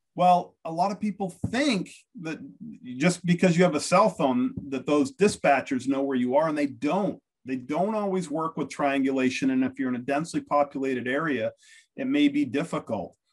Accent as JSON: {"language": "English", "country": "United States", "said": "I'm American"}